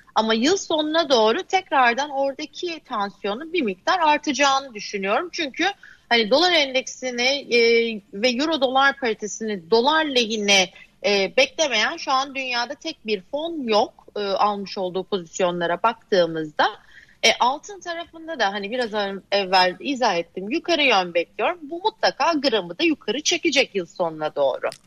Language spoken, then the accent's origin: Turkish; Adana, Turkey; now in Bodrum, Turkey; Adana'da köylüyüm ben biliyorsun yani. Adana'nın yerli köylüsüyüm